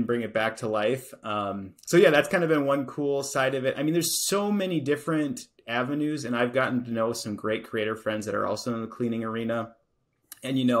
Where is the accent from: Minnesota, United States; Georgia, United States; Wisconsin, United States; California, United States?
Wisconsin, United States; Appleton; you're from Appleton, Wisconsin, which is where I'm from.